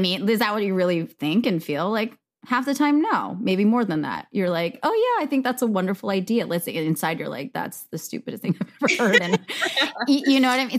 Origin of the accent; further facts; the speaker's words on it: United States; I am Korean American. My parents are immigrants.